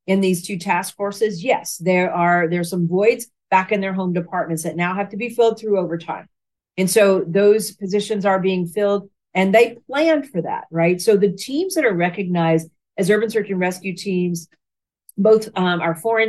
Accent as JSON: {"language": "English", "town": "Watertown", "region": "Tennessee", "country": "United States", "tie": "born or raised there", "also_born_or_lived": "Lebanon, Tennessee / Memphis, Tennessee", "said": "I grew up in the Nashville, Tennessee area. So I was born in Lebanon, Tennessee, which is just east of Nashville. So grew up, went to high school there in a very small town called Watertown, Tennessee"}